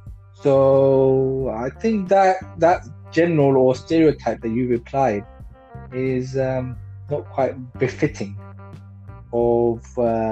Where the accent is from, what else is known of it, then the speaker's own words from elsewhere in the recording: India; now in United Kingdom; I wasn't born here. I was born in India, but my wife was born here.